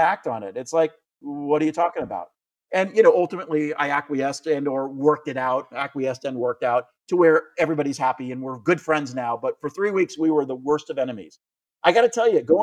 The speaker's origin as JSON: {"language": "English", "country": "United States", "said": "I'm American"}